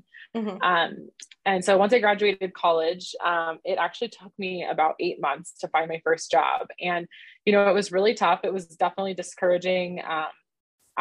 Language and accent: English; Southern California, United States; moved away as an adult; also born or lived in East Carolina University, North Carolina; now in Denver, United States; I grew up in Southern California